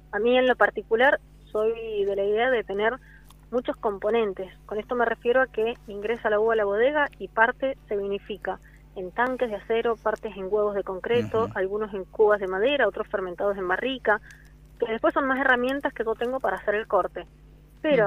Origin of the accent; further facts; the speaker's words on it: Mendoza, Argentina; moved away as an adult; now in San Juan, Argentina; soy mendocina y hace siete años que vivo en la provincia